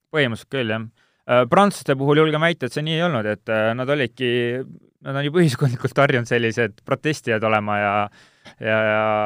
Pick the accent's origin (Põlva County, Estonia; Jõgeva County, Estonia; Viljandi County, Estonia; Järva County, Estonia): Jõgeva County, Estonia; Siimusti; also born or lived in Kuremaa; ma olen Siimusti poiss, kui nii võtta, et äh, päris lapsena käisin Siimusti lasteaias, elasin Siimustis